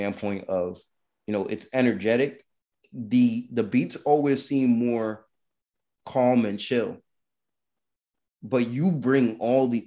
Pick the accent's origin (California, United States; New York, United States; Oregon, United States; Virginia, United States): New York, United States; New York City; I'm from Brooklyn